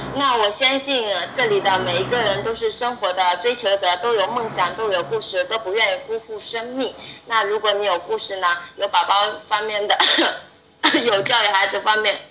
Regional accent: Wenzhou, Zhejiang, China; 我是来自被国人称之为犹太人的温州

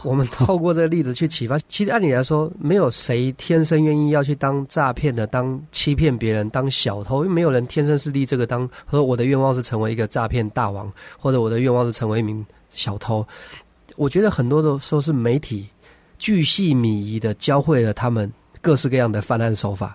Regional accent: Taiwan; 我小的时候嗯，呃，在，就是在台湾，我那个，那个年代，就是我是一九七三年出生的嘛

